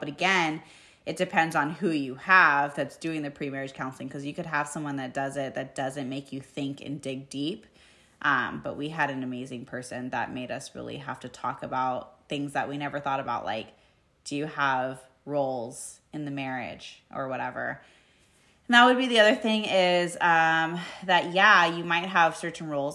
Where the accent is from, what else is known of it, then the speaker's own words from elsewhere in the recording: United States; as an American